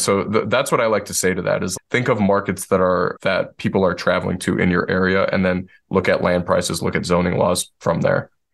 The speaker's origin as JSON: {"language": "English", "town": "Detroit", "region": "Michigan", "country": "United States", "tie": "born or raised there", "moved": "as an adult", "lives_now": "Asheville, United States", "said": "I'm born and raised in Detroit, Michigan, where everything is flat"}